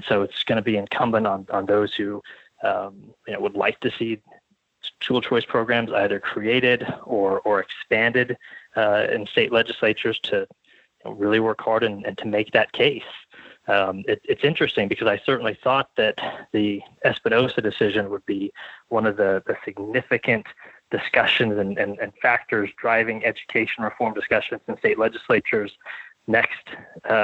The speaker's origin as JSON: {"language": "English", "region": "Arizona", "country": "United States", "tie": "born or raised there", "said": "my home state of Arizona"}